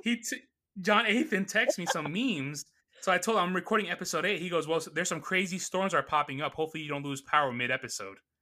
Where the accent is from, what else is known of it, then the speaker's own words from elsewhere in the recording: New York City, New York, United States; I grew up in Astoria, Queens, New York